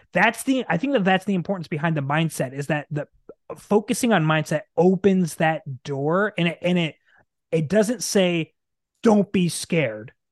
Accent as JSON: {"language": "English", "region": "Nebraska", "country": "United States", "tie": "born or raised there", "also_born_or_lived": "Arizona", "moved": "as an adult", "said": "we born and raised in Nebraska, right dead center in the middle"}